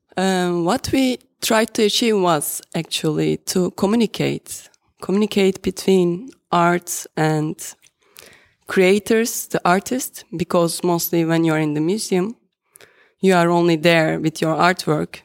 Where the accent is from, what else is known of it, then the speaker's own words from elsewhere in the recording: Turkey; moved away as an adult; now in Netherlands; I can say I am Turkish or I am from Turkey because I spent 33 years of my life over there